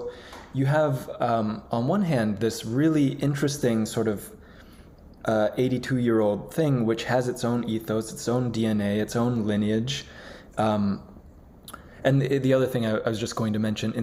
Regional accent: Buffalo, New York, United States; I'm from Buffalo. I sort of grew up in, my parents were librarians at SUNY Buffalo

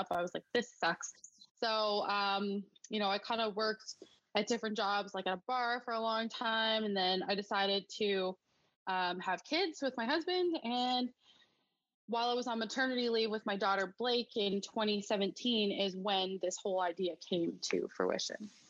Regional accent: Alberta, Canada; moved away as an adult; now in Newfoundland, Canada; I grew up in Alberta.

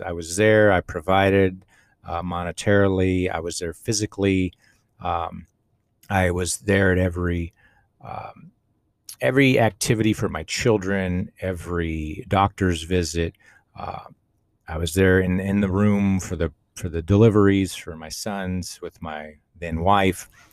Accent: Austin, Texas, United States; I grew up in Austin, Texas in the eighties, born in the seventies

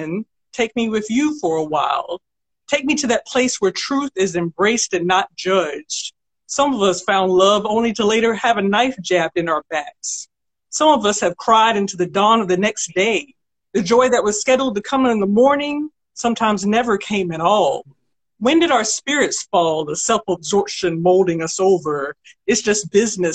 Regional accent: Augusta, Georgia, United States; also born or lived in Martinez, Georgia / Grovetown, Georgia; now in Atlanta, United States; I was born and raised in Augusta

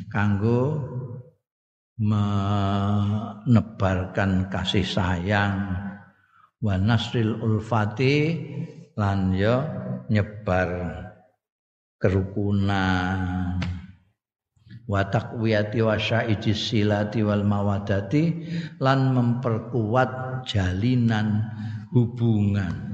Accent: Java, Indonesia; afiat itu ya wilujeng nek cara aku aku wong Jawa ngertiku ya wilujeng iku.

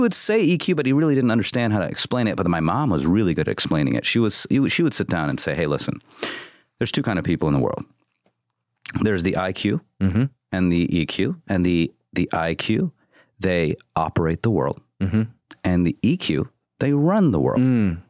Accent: Midwest, United States; Midwest. I grew up in the Midwest.

